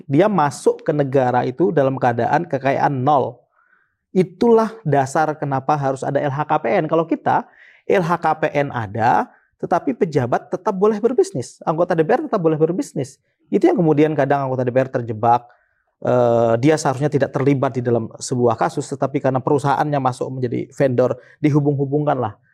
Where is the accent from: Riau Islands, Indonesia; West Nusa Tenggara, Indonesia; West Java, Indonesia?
West Nusa Tenggara, Indonesia; Sumbawa; born there; Iya Bang, jadi kalau saya saya lahir di Sumbawa eh, NTB gitu.